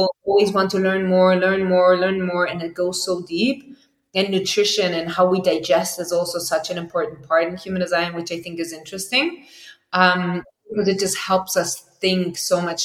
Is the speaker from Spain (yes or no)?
yes; Spain; I grew up in Spain